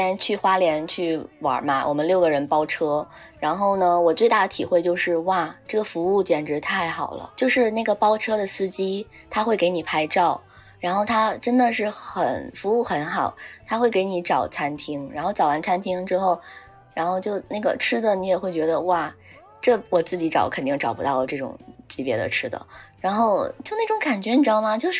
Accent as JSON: {"language": "Chinese", "region": "Northeast China", "country": "China", "said": "因为我们都是东北的，就很想念东北菜。"}